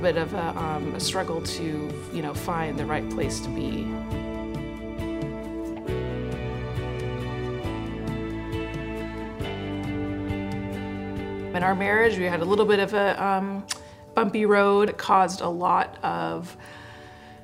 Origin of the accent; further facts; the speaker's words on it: Prosser, Washington, United States; I grew up in Prosser, it's in Eastern Washington